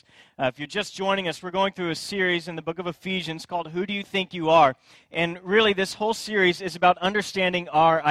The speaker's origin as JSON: {"language": "English", "town": "Friendswood", "region": "Texas", "country": "United States", "tie": "born or raised there", "also_born_or_lived": "Katy, Texas", "said": "I grew up in Friendswood, which is just outside of Houston, a little bitty town"}